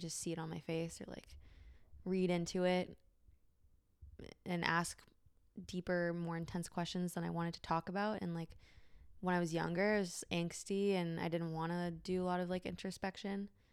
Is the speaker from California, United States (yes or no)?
yes; San Francisco, California, United States; I was born and raised in San Francisco in the city